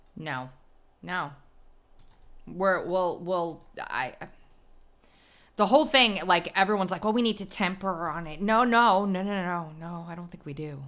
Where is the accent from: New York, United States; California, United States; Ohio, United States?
New York, United States; Long Island; He's from my hometown.